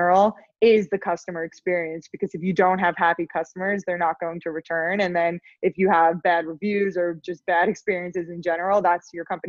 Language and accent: English; Long Island, New York, United States; also born or lived in Los Angeles, United States; I grew up on Long Island